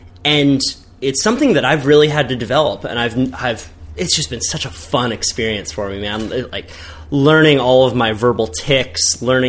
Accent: Santa Cruz, California, United States; Growing up in Santa Cruz, I was never a hunter, so I had all of my preconceived, uneducated ideas about what hunters are, right?

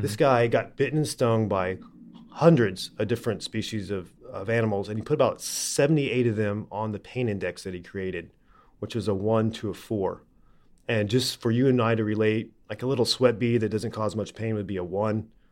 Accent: Oklahoma, United States; now in California, United States; I grew up in Oklahoma

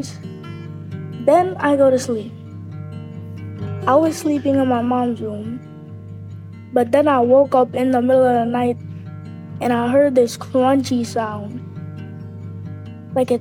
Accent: New York City, New York, United States; I'm 9 years old, and I'm from Brooklyn

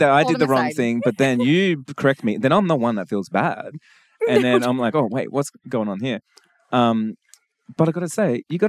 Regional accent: Australia; I'm Australian

